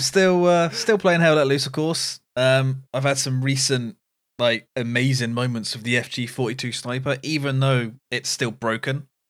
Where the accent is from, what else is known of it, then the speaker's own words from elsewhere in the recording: United Kingdom; being British